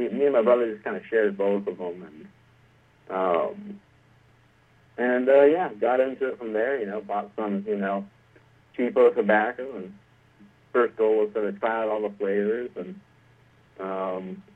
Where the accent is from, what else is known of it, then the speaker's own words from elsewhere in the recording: Southern California, United States; I grew up in Southern California my entire life.